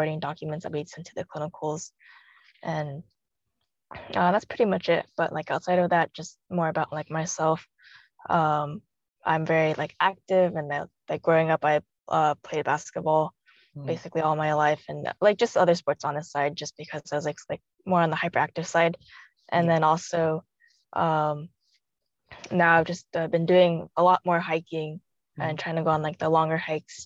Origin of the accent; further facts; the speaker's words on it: Pasadena, California, United States; also born or lived in China; I was born in China and adopted maybe just like when I was a couple months and just raised in Pasadena, Arcadia area. And then from there, just basically grew up